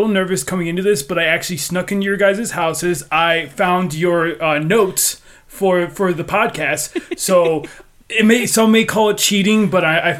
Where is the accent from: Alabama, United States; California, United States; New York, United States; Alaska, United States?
New York, United States; growing up in New York